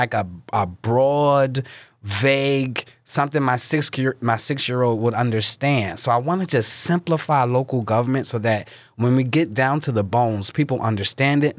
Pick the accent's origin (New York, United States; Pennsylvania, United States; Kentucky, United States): Pennsylvania, United States; Philadelphia; I was born and raised in North Philadelphia by Temple's campus